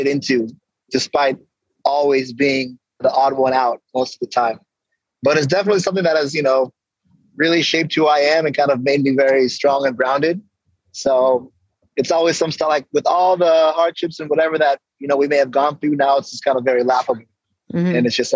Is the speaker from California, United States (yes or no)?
yes; Coronado, California, United States; also born or lived in Ghana; I grew up in Coronado